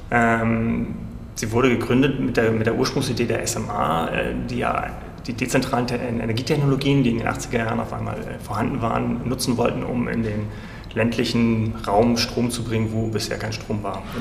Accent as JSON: {"language": "German", "region": "Hamburg", "country": "Germany", "tie": "born or raised there", "also_born_or_lived": "Freiburg / Berlin", "moved": "as an adult", "said": "ich bin in Hamburg geboren, 1975, also jetzt 45 Jahre alt. Ähm, habe dort mein Abitur gemacht, Kindheit verbracht, wie es halt so ist."}